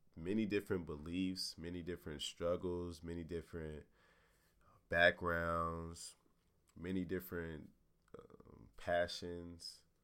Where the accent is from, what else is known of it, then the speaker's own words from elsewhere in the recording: Jacksonville, Florida, United States; moved away as an adult; also born or lived in Morgantown, West Virginia; I'm from Jacksonville, Florida.